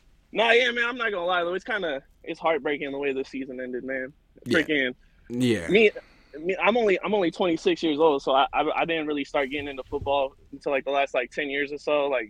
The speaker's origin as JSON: {"language": "English", "town": "Hayward", "region": "California", "country": "United States", "said": "Oh, right now I'm in Antioch. I'm at work, but I'm from Hayward."}